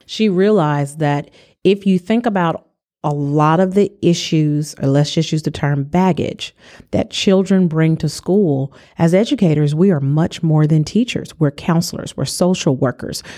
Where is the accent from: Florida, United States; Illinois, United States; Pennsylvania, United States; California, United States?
California, United States; I'm from California